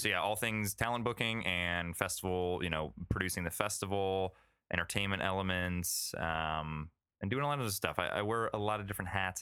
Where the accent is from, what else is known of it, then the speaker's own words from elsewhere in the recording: Florida, United States; also born or lived in Cleveland, Ohio / New York; now in Los Angeles, United States; I was born and raised in Florida